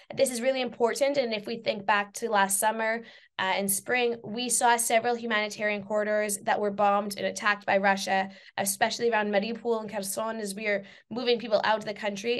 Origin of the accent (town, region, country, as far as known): Saskatchewan, Canada; moved away; also born or lived in England